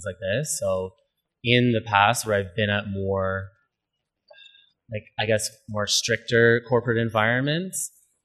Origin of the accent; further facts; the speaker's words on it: London, Ontario, Canada; moved away; I'm from London, Ontario, originally